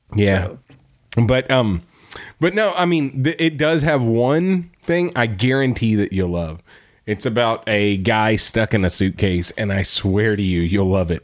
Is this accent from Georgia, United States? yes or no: no; Texas, United States; we're from Texas and there's no snow